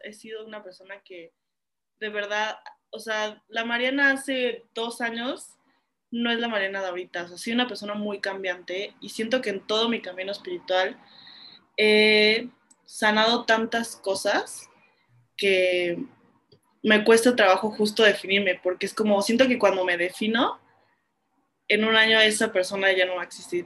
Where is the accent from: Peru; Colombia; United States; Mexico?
Mexico; Cuernavaca, Morelos; yo crecí en Cuernavaca